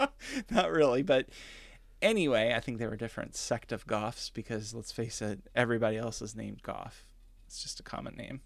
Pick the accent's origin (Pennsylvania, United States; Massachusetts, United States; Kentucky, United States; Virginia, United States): Kentucky, United States; I was raised in Kentucky